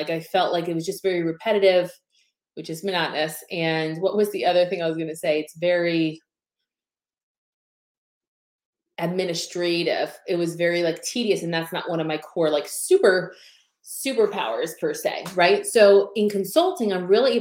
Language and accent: English; Pennsylvania, United States; also born or lived in South Florida; now in Tampa, United States; I originally was born and raised in Pennsylvania